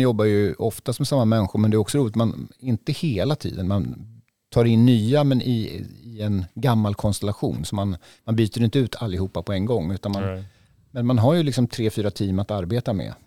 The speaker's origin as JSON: {"language": "Swedish", "town": "Västervik", "region": "Kalmar County", "country": "Sweden", "tie": "born or raised there", "moved": "yes", "lives_now": "Stockholm, Sweden", "said": "jag är ju född i Västervik och har barndomskompisar här"}